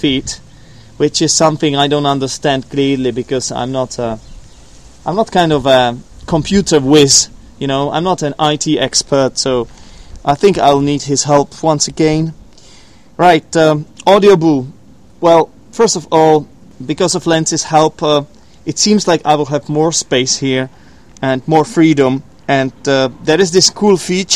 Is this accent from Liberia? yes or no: no; Poděbrady, Central Bohemian Region, Czechia; from Poděbrady, from my hometown